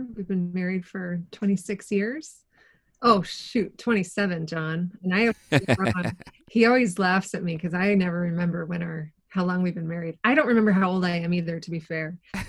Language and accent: English; Kitchener, Ontario, Canada; from Kitchener, Ontario.